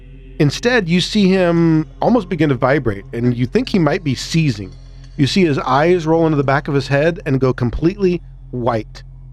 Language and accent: English; Illinois, United States; I'm from Illinois, motherfucker.